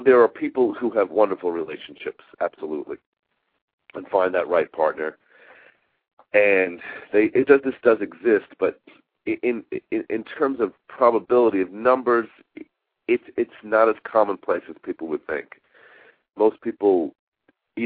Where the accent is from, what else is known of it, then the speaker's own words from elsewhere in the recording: Long Island, New York, United States; a child growing up on Long Island